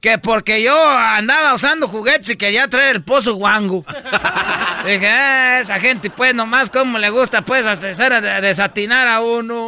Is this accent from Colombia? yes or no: no; Michoacán, Mexico; ya sabe dónde soy yo, de Michoacán, ¿eh? La raza de Michoacán, con calidad